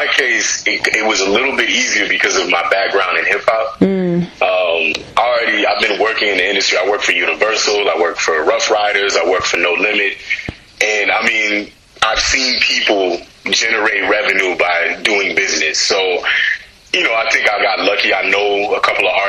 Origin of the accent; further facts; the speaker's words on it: United States; also born or lived in Ghana; as an American Ghanaian kind of raised